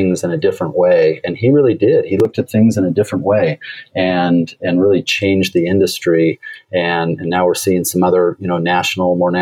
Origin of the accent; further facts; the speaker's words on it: Portland, United States; I'm originally from Portland